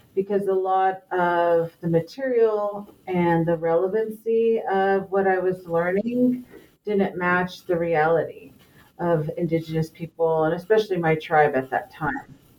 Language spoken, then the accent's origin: English; Los Angeles, California, United States; moved away; also born or lived in Navajo Nation; I was raised in the LA area and have moved back closer to my Navajo homeland